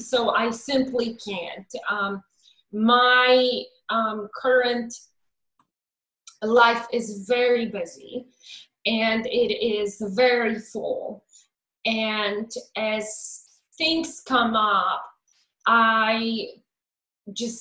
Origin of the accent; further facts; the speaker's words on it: Poland; moved away as an adult; now in United States; I was born in Poland in 1979, and I came to the United States in 2001.